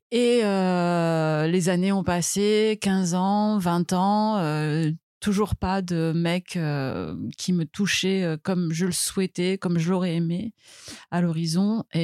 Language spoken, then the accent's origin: French; Marseille, Provence-Alpes-Côte d'Azur, France; je suis née à Marseille, j'ai 37 ans, je suis maman aussi